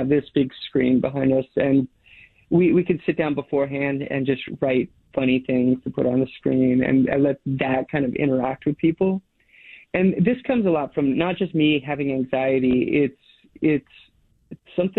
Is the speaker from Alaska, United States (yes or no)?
yes; Alaska, United States; now in Portland, United States; I grew up in Alaska on these, like, long dog sled trips, dog mushing trips.